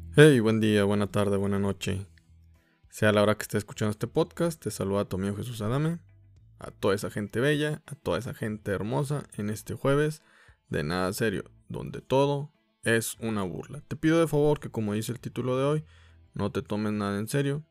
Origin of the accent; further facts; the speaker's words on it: Mexico; como mexicanos